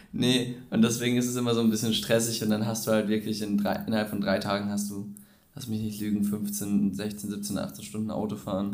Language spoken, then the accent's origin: German; near Cologne, North Rhine-Westphalia, Germany; wir kommen aus der Nähe Köln